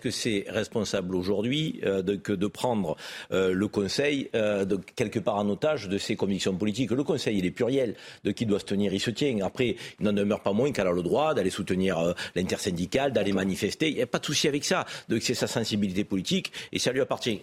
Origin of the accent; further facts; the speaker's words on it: France; en tant que Français